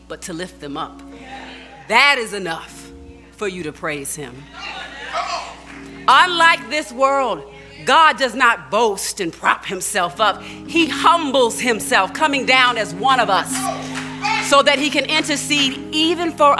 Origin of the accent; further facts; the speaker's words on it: Baltimore, Maryland, United States; as a kid growing up in Baltimore